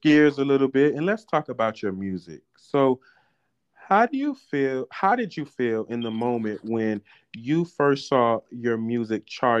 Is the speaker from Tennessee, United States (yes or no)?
no; Miami, Florida, United States; now in Atlanta, United States; I'm from Miami.